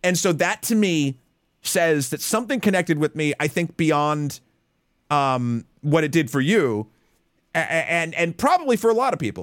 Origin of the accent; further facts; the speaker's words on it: United States; me as an American